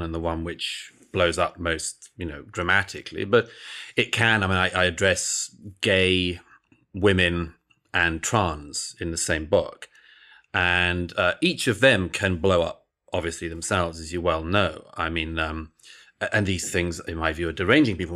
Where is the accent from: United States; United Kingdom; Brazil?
United Kingdom; I grew up in Britain in the nineteen eighties and nineties